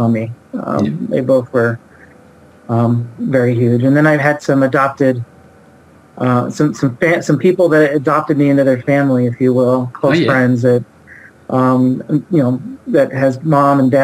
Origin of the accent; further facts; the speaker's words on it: Oregon, United States; I grew up in Oregon